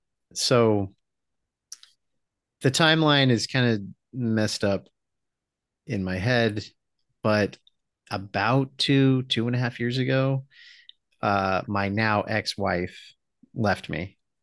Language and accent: English; Philippines; We had my wife Amanda and I grew up in the Philippines together, and so we had a full lechon.